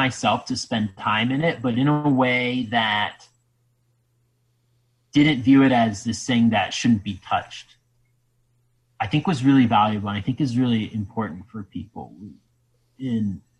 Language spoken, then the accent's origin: English; Ohio, United States; I'm from Ohio